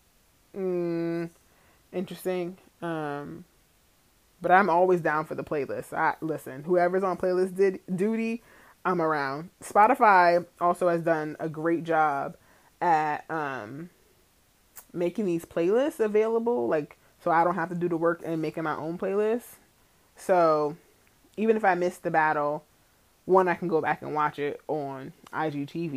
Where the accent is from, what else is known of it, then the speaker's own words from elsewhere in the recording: Mount Vernon, New York, United States; my hometown, Mount Vernon, New York